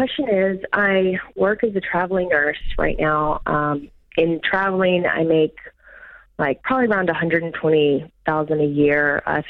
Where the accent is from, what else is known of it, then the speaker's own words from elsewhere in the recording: Arkansas, United States; I'm from Arkansas